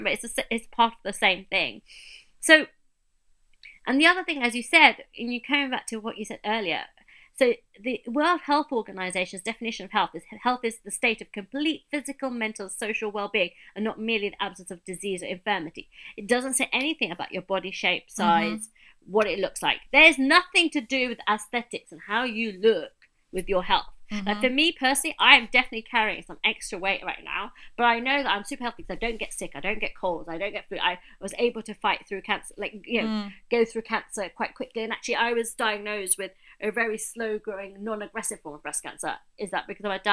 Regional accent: United Kingdom; we're British and we're here

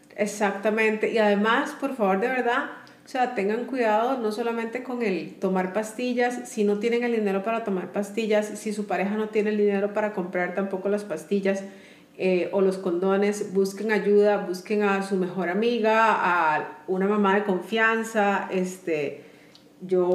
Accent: Costa Rica; somos de Costa Rica

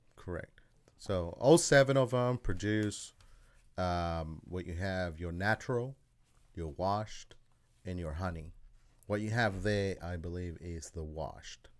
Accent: Australia; moved away as an adult; also born or lived in El Salvador; now in Kansas City, United States; I'm originally from El Salvador, and then I was raised in Australia and then came here.

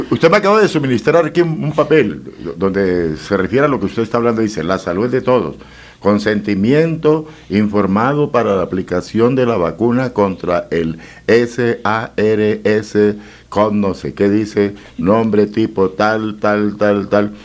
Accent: Casabe, Antioquia, Colombia; born or raised there

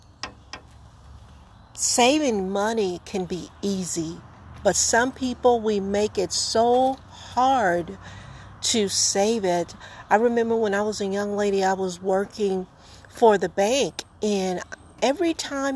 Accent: the South, United States; I'm from the South.

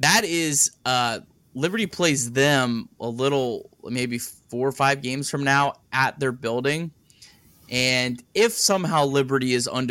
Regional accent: Cincinnati, Ohio, United States; Growing up in the Cincinnati area

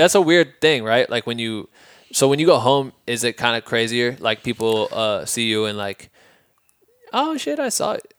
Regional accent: Midwest, United States; moved away as an adult; also born or lived in Iowa; now in Los Angeles, United States; We're from the Midwest, bro. Like, then we moved out here

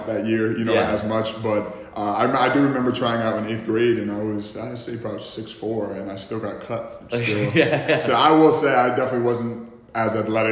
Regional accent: Troy, New York, United States; I'm from Troy, New York, Lansingburg, New York, small little town right in Albany. It's pretty much cold, gray, gloomy here 24/7, but you know, that's home. That's where I'm from. That's where I grew up and that's where I'm currently residing

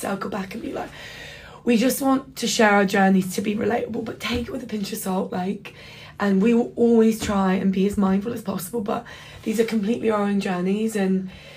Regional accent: London, United Kingdom; moved away as an adult; now in Sydney, Australia; But I grew up in London, born and raised, but first gen British

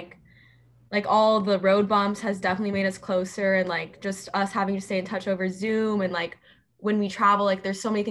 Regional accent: Phoenix, Arizona, United States; I'm local, so I've lived in Arizona my entire life, and I am from Ahwatukee, so that's probably about 25 minutes away from the Tempe campus, and that's where I grew up

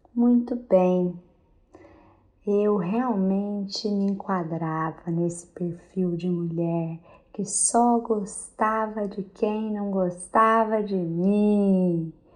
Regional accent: Minas Gerais, Brazil; lá na minha terra de Minas Gerais

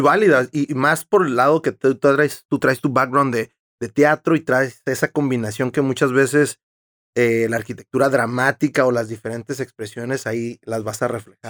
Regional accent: Tijuana, Baja California, Mexico; yo sí soy de aquí y he crecido toda mi vida aquí

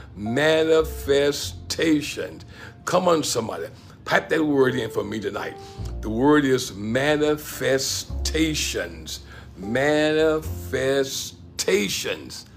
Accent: Pensacola, Florida, United States; moved away as an adult; also born or lived in Gadsden, Alabama; my hometown, Pensacola, Florida

